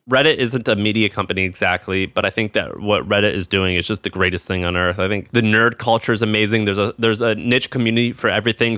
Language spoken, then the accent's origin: English; Midwest, United States; Where I'm from in the Midwest